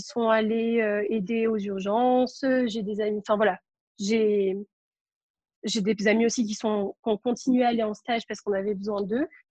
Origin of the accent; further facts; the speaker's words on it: Marseille, Provence-Alpes-Côte d'Azur, France; moi, je suis de Marseille